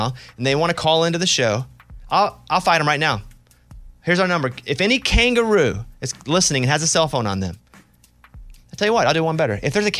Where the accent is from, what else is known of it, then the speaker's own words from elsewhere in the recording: Mountain Pine, Arkansas, United States; No, but that's how I play. I grew up in Mountain Pine, Arkansas.